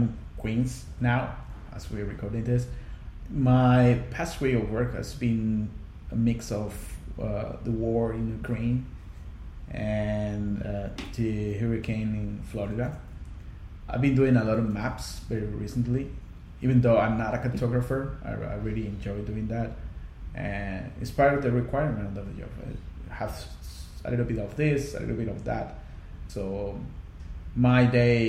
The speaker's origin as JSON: {"language": "English", "country": "Costa Rica", "tie": "born or raised there", "also_born_or_lived": "Hong Kong", "first_language": "Spanish", "second_language": "English", "moved": "as an adult", "said": "I was born in Costa Rica, right in the Central Valley. I grew up in the middle of coffee farms"}